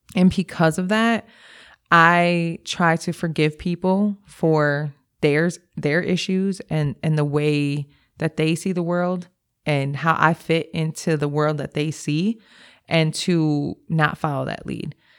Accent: Milwaukee, Wisconsin, United States; I grew up in Milwaukee. I grew up on the north side of Milwaukee

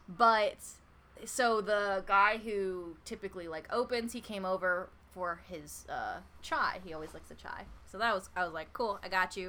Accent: United States; accent: American; In my American accent

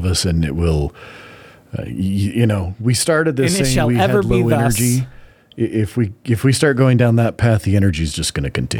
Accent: Utah, United States; at least in northern Utah, where we grew up in the Mormon subculture community, somebody decided that it was of the devil, that it was satanic back in the 80s.

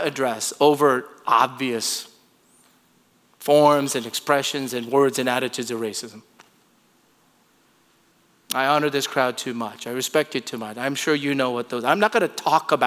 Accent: Torrance, California, United States; also born or lived in Seoul, South Korea; Torrance in Southern California

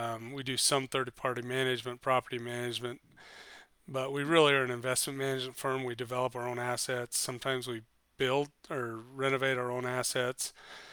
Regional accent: southeast Idaho, United States; now in Utah, United States; I'm from Idaho. A little small town in Idaho, southeast Idaho.

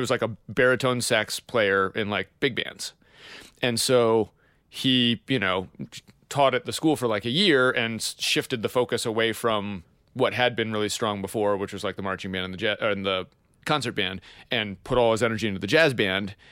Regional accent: Pennsylvania, United States; I'm unabashedly from Pennsylvania

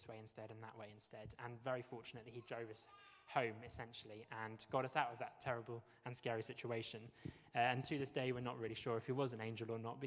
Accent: Wales, United Kingdom; moved away; also born or lived in Bristol, United Kingdom; I am Welsh, and I'm very proud to be Welsh

